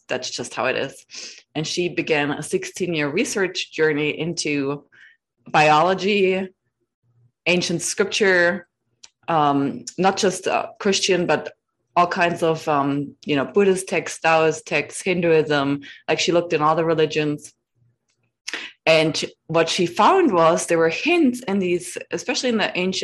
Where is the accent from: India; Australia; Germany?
Germany; moved away as an adult; now in United States; I'm from Germany